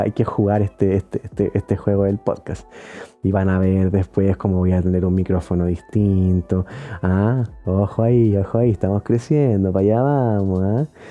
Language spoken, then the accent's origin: Spanish; Chile